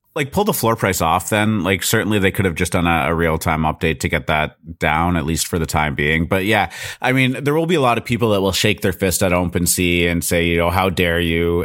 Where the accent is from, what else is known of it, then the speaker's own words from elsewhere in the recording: Canada; I'm Canadian